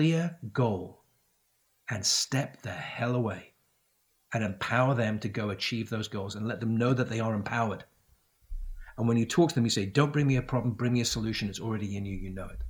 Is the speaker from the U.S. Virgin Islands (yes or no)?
no; Isle of Man; also born or lived in United Kingdom / France; now in United States; growing up on the Isle of Man